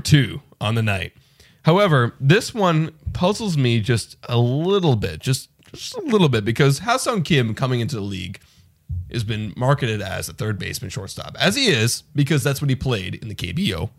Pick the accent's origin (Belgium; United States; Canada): Canada; we're from Canada